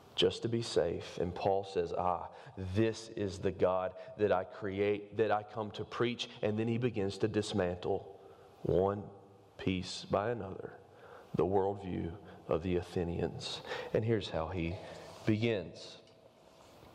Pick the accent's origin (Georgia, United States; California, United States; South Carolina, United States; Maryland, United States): Georgia, United States; Covington; I'm from Covington